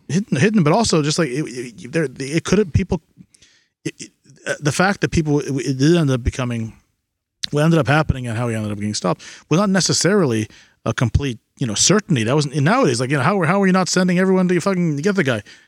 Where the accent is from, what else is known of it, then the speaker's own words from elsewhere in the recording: United States; As an American